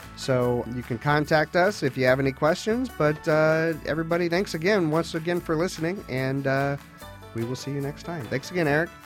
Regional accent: Fairfax County, Virginia, United States; I grew up here in Fairfax County

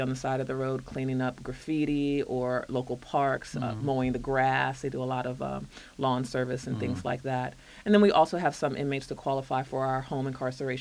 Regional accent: Alexandria, Virginia, United States; I grew up in Alexandria

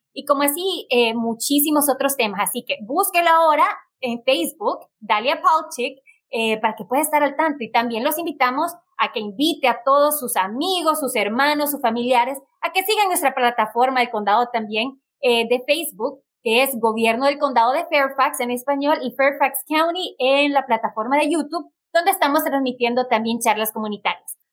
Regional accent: Honduras; now in United States; yo soy de Honduras, orgullosamente catracha

